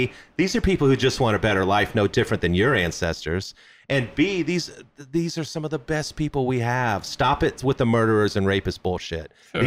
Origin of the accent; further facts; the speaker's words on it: Kansas, United States; Growing up in Kansas